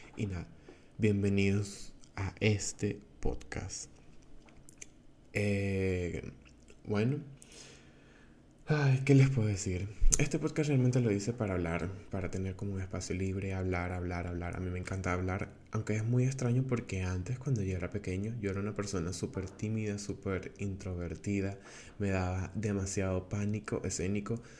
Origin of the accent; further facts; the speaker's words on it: Venezuela; first language Spanish; now in Portugal; soy venezolano, eh, tengo 22 años y actualmente vivo en Portugal.